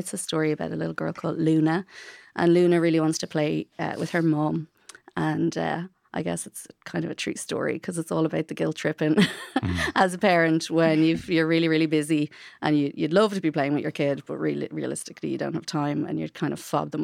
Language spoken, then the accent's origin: English; Bray, County Wicklow, Ireland; first language English; I'm from Bray